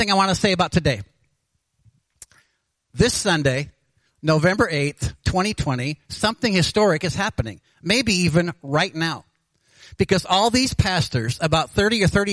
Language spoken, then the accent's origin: English; Anchorage, Alaska, United States; I was born in Anchorage. I've lived here over 64 years